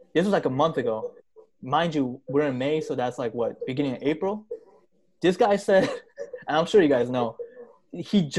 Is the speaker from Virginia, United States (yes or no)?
no; New York City, New York, United States; moved away as an adult; now in New Jersey, United States; I'm from Queens, New York